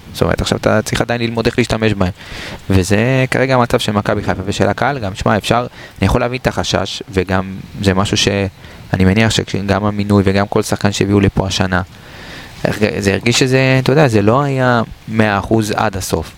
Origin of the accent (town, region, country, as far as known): Israel